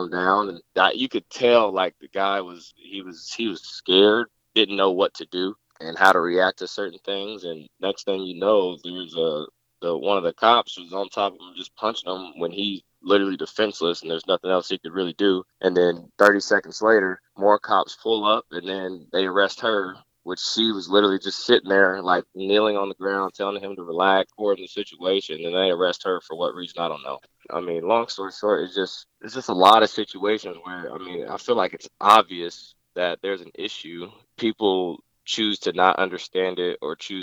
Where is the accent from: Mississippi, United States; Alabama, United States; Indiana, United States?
Indiana, United States; Indianapolis; I grew up in Indianapolis, Indiana